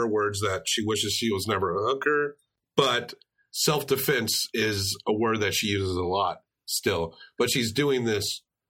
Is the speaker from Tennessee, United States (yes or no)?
yes; Tennessee, United States; We're from Tennessee